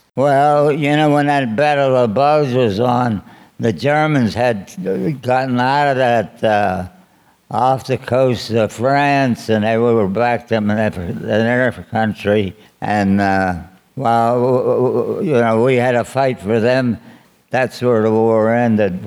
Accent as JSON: {"language": "English", "town": "Pittsburgh", "region": "Pennsylvania", "country": "United States", "tie": "born or raised there", "said": "I grew up in uh, Pittsburgh, Manchester."}